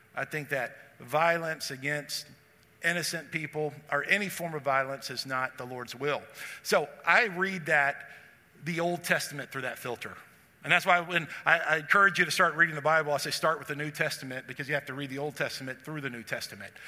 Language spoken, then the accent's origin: English; Texas, United States; For those of us who grew up in the South, I grew up in Texas.